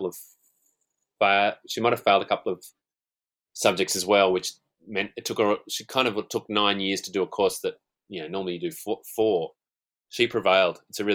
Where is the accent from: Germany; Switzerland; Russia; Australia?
Australia; Newcastle, New South Wales; University of Newcastle, my hometown, Newcastle